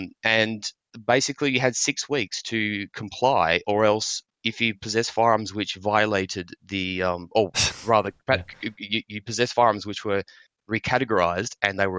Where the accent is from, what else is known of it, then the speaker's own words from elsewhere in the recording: Australia; Fortunate as an Australian, I can still get through.